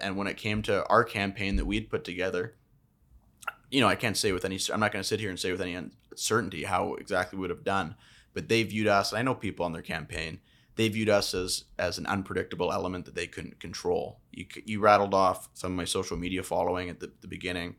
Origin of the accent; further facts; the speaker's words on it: British Columbia, Canada; as a British Columbian resident and taxpayer